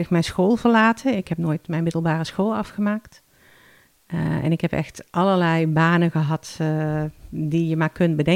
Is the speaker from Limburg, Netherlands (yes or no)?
yes; Limburg, Netherlands; moved away as an adult; now in Alkmaar, Netherlands; En ik verhuisde van Noord-Limburg naar Noord-Holland, waar hij woonde.